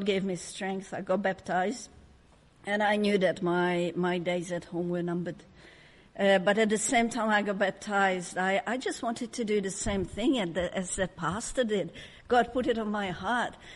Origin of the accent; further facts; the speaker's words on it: Hungary; English is a second language; moved away as an adult; now in Australia; judged by my name and my accent, you can tell that I wasn't born in Australia. I was born in Hungary under communism. Grew up in a very dysfunctional family.